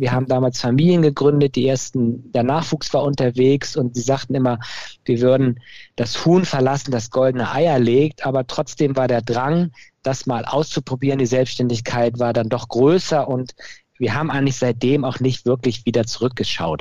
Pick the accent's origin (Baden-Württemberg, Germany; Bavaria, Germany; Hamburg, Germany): Hamburg, Germany; moved away as an adult; now in Cologne, Germany; Ich bin in Hamburg geboren, komme also aus, aus der Hansestadt und habe dann mich ähm, entschlossen, in Köln zu studieren